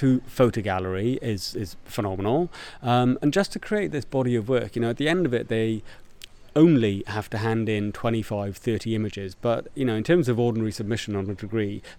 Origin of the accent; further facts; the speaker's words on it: Porthcawl, Wales, United Kingdom; I'm from Porthcawl